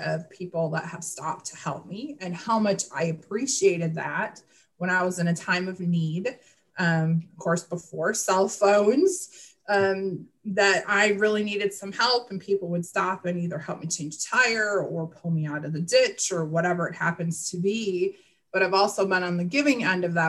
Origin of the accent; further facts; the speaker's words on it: Wisconsin, United States; moved away; growing up in Midwest Wisconsin